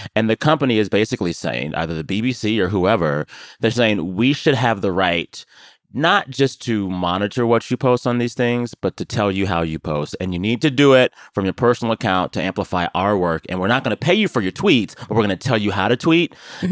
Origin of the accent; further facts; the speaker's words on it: San Antonio, Texas, United States; my hometown of San Antonio.